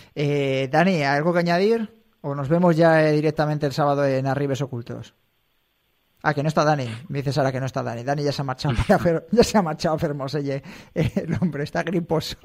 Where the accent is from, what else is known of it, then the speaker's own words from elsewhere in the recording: a village 20-30 km from Sanabria, Castile and León, Spain; mi pueblo, de a 20, 30 kilómetros de allí